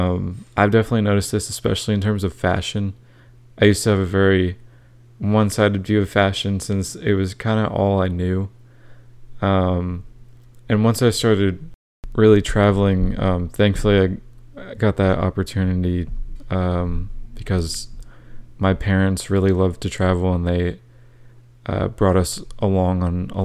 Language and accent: English; Florida, United States; I grew up in Central Florida, so there's definitely a lot of different cultures there